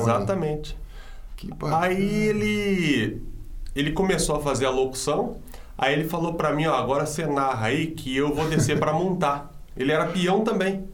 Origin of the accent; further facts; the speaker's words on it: Paulínia, São Paulo, Brazil; eu sou nascido e criado aqui em Paulínia, no bairro de Betel